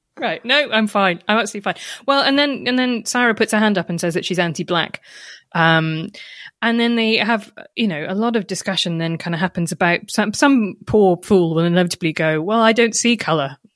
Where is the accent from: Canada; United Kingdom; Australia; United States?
United Kingdom; when I was growing up in Britain